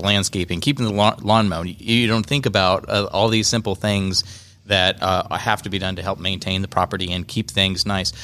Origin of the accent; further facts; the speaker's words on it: Kansas, United States; moved away as an adult; now in Georgia, United States; I'm from, originally from Kansas